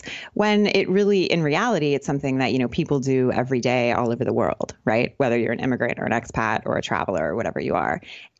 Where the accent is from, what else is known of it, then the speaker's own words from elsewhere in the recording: California, United States; moved away as an adult; You know, I grew up in California, but basically since I left university, I've just kind of been living in a different country.